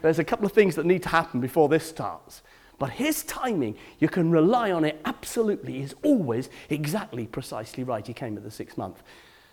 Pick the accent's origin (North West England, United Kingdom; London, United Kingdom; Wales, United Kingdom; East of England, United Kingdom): Wales, United Kingdom; Cardiff; I come from Cardiff.